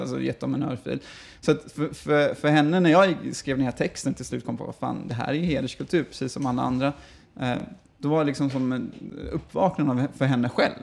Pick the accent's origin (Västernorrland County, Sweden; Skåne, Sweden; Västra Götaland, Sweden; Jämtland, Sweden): Västra Götaland, Sweden; Gothenburg; also born or lived in Falkenberg; född och uppvuxen i Göteborg